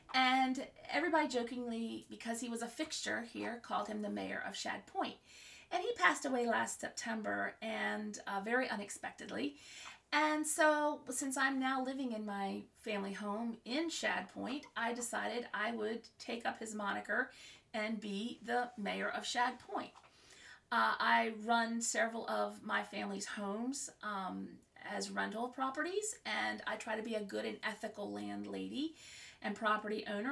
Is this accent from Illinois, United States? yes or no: no; Maryland, United States; also born or lived in Virginia / Florida; we moved back to my home state of Maryland